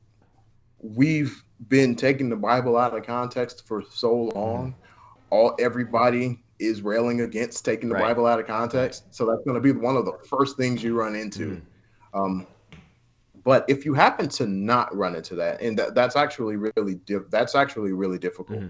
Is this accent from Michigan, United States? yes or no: yes; Detroit, Michigan, United States; I'm from Detroit.